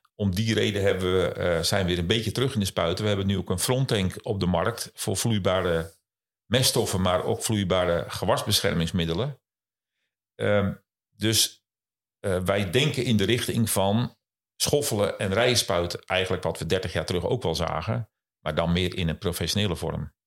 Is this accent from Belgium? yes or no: no; Kop van Noord-Holland, North Holland, Netherlands; Ik kom oorspronkelijk uit eh, de kop van Noord-Holland